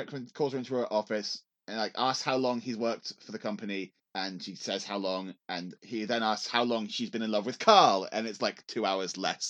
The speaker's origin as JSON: {"language": "English", "region": "England", "country": "United Kingdom", "said": "as an English person in 2003"}